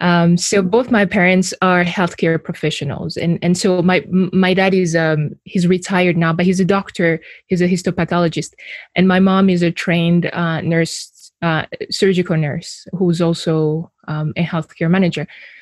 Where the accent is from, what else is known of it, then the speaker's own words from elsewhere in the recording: Burundi; also born or lived in Rwanda; So I was born in Burundi, and I was raised between two countries. I was raised between Burundi and Rwanda.